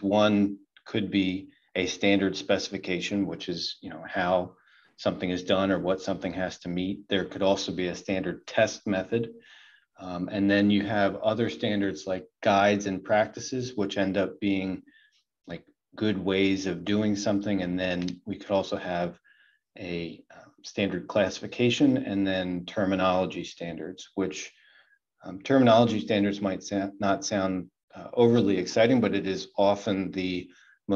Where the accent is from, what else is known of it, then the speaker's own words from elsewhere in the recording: Southeast Pennsylvania, United States; I grew up in Southeast Pennsylvania